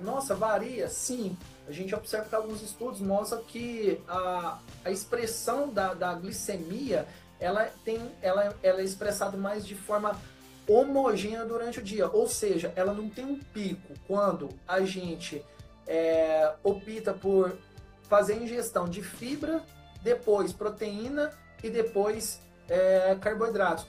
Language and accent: Portuguese; Minas Gerais, Brazil; accent: mineiro; sou de Minas.